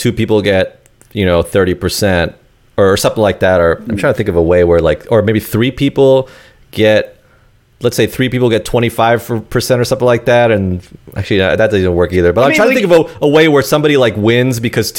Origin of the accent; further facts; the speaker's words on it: New York City, New York, United States; I'm from South. I grew up in Queens Village, which is kind of near Jamaica, Queens.